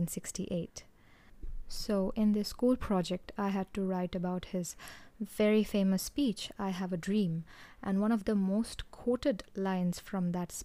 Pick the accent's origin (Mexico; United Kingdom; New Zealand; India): India; I am from India, and I have seen and grown up among people who nurture such negativity in their minds